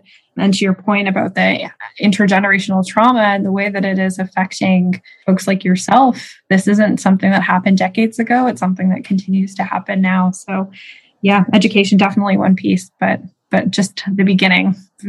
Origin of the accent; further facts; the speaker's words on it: Canada; I was born and raised in Canada, but my parents are settlers as immigrants to this land.